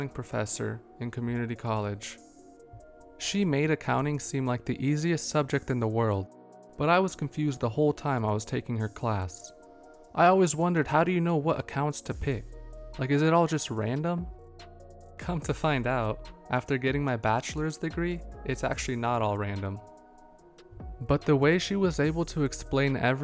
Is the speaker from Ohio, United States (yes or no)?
no; California, United States; also born or lived in Cluj-Napoca, Romania; My young parents were ready to risk it all to start a fresh new life here in California